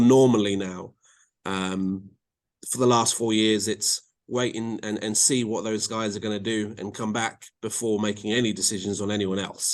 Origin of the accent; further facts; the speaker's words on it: England, United Kingdom; now in North Carolina, United States; with my accent and being in England, I'm pretty well connected